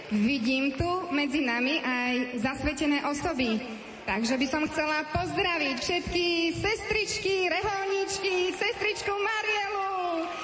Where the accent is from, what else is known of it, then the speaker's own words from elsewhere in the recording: Bratislava, Bratislava Region, Slovakia; ja som tu z Bratislavy.